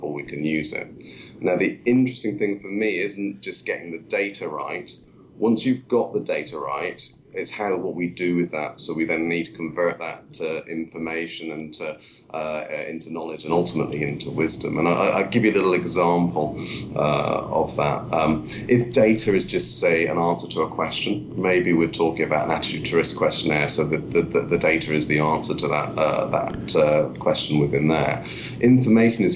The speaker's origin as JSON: {"language": "English", "region": "Wales", "country": "United Kingdom", "tie": "born or raised there", "moved": "yes", "lives_now": "Stratford-upon-Avon, United Kingdom", "said": "I was born in Wales"}